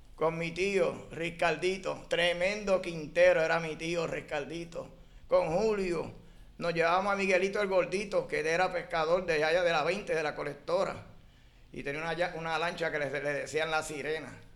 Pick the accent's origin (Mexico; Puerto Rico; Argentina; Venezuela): Puerto Rico; San Juan; Nací en Martín Peña, Santurce, en la 26